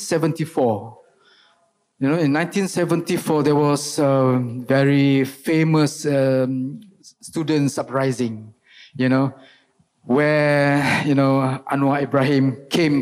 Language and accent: English; Baling, Kedah, Malaysia; moved away; also born or lived in Kuala Lumpur; in Baling, my hometown, you know, most of the people there, you know, they rely on rubber tapping